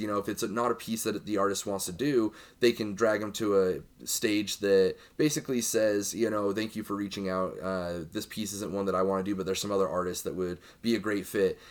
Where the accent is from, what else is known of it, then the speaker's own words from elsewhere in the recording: Utah, United States; I grew up in Utah